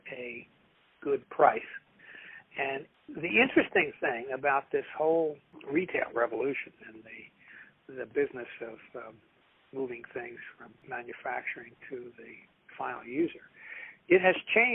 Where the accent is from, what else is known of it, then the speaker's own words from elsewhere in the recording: Philadelphia, Pennsylvania, United States; I'm from West Philadelphia